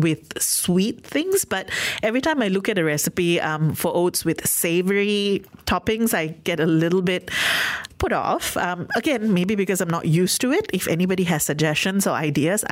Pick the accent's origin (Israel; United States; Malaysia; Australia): Malaysia; as a Malaysian